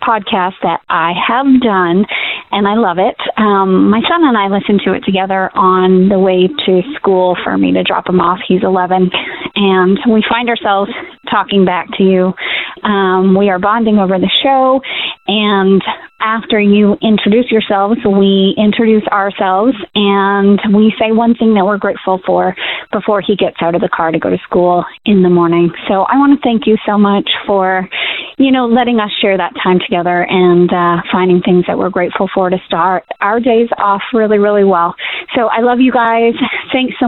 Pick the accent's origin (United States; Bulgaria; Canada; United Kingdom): Canada; I am from Canada